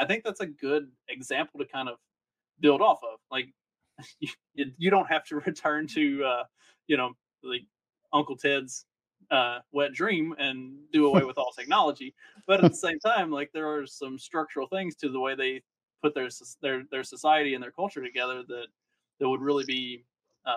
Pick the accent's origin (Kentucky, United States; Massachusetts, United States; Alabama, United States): Kentucky, United States; now in Indiana, United States; where I grew up in Kentucky